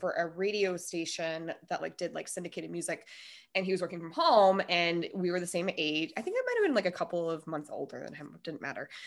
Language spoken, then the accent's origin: English; Minnesota, United States; moved away; also born or lived in Denver; I was born and raised in Minnesota